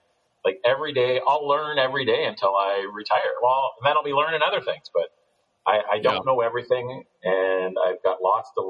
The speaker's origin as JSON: {"language": "English", "country": "Canada", "also_born_or_lived": "Ontario / United States", "said": "I'm Canadian."}